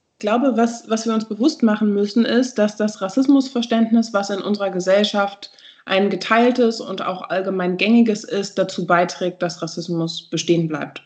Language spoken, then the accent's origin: German; Berlin, Germany; ich bin aus Berlin